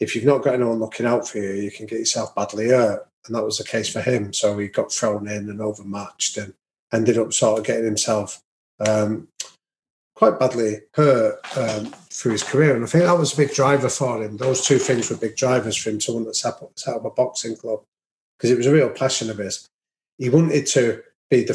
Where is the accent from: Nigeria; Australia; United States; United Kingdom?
United Kingdom; Manchester, North West England; I've got two brothers and a sister, and we grew up in North Manchester.